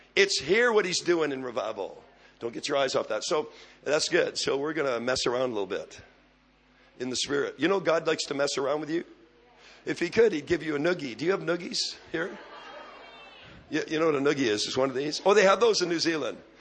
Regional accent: Canada; I'm a Canadian

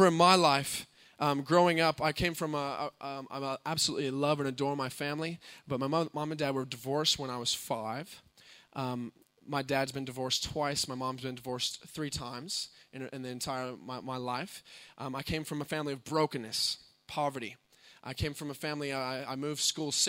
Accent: United States; moved away; my brother and I come from the States

